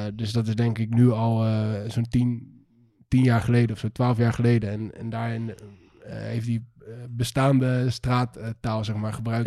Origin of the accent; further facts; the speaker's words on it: Netherlands; wij als Nederlanders